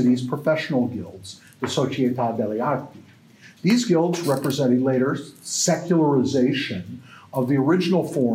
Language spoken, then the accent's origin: English; United States; now in Canada; I'm an American